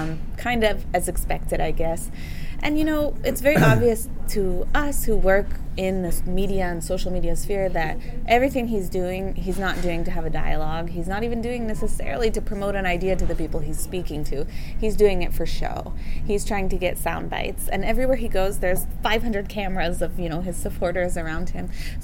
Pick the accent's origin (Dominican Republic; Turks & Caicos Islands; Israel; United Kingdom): Israel; also born or lived in Seattle; I am an American Israeli. I was born in the U.S., in Seattle, actually. But I grew up, yes, exactly, coffee.